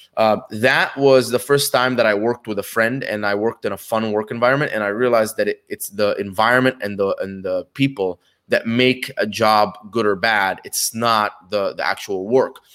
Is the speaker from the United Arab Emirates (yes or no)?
yes; Dubai, United Arab Emirates; moved away as an adult; also born or lived in Egypt / Connecticut, United States; I was born in Egypt, uh, when I was two, moved to Dubai with my family.